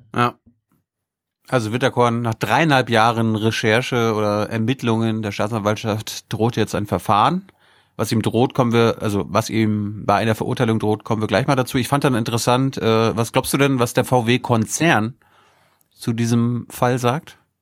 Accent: Mecklenburg-Vorpommern, Germany; für mich als Mecklenburger

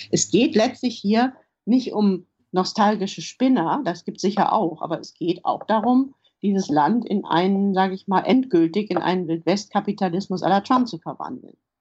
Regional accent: Germany; moved away as an adult; also born or lived in Poland; now in London, United Kingdom; als Deutsche

